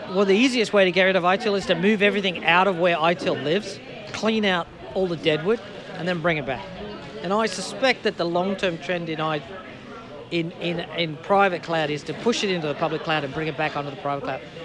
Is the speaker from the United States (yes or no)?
no; Australia; moved away as an adult; now in United Kingdom; I grew up in Australia